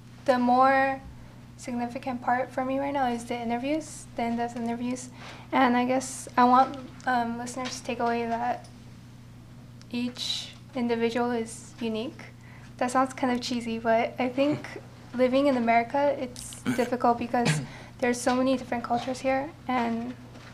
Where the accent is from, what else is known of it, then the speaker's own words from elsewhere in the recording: Los Angeles, California, United States; I was born and raised in Los Angeles